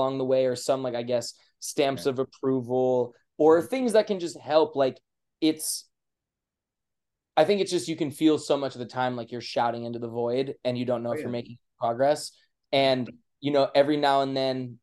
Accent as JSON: {"language": "English", "town": "Chicago", "region": "Illinois", "country": "United States", "tie": "born or raised there", "also_born_or_lived": "New York", "moved": "yes", "said": "I'm from New York, but I grew up in Chicago and I got to work on a charity with Kanye as a kid"}